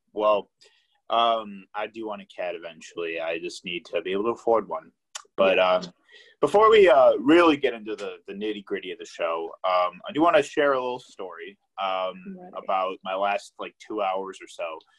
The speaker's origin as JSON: {"language": "English", "region": "Illinois", "country": "United States", "moved": "as an adult", "lives_now": "Milwaukee, United States", "said": "I went through that when I moved to Milwaukee for school. I came from Illinois"}